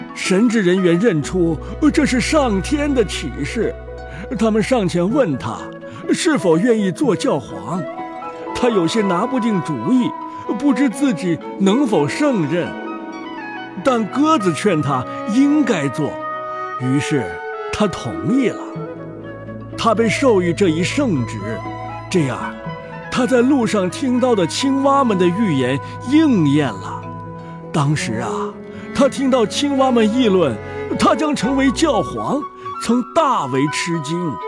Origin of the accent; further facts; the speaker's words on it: China; 我们中国人会把他们放在一起